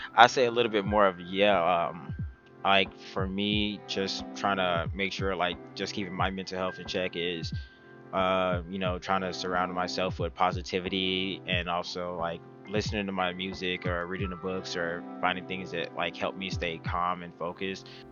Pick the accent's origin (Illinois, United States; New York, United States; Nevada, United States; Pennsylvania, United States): Nevada, United States; Las Vegas; I'm born and raised in Las Vegas, Nevada